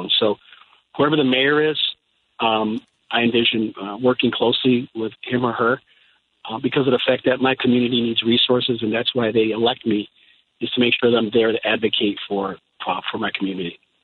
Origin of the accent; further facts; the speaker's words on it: Chicago, Illinois, United States; I'm a Chicagoan, uh, born and born and raised through and through, product of CPS